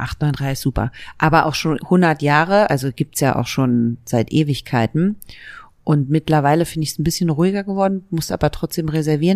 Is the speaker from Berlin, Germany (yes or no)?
yes; Berlin, Germany; also born or lived in Leipzig; ich bin in West-Berlin geboren und zwar im Südwesten von Berlin, fast an der Mauer. Da bin ich aufgewachsen